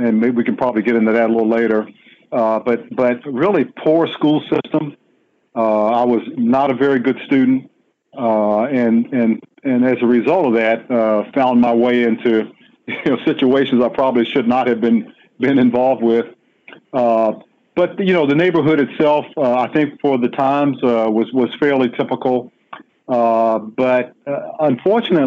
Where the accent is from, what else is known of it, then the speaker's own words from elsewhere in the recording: Washington, District of Columbia, United States; I was born and raised in Washington, D.C., in Southeast, on a street.